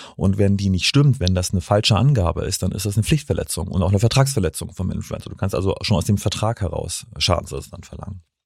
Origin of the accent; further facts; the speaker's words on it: Stralsund, Mecklenburg-Vorpommern, Germany; also born or lived in Bremen / Kiel; now in Hamburg, Germany; Nee, ich bin in Stralsund geboren, habe in Bremen und Kiel studiert und jetzt seit zehn Jahren in Hamburg.